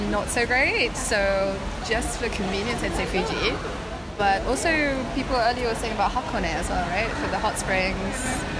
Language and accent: English; Sri Lanka; also born or lived in England; now in Japan; So we met in England, and that's where I lived for the last 15 years, but I'm originally from Sri Lanka.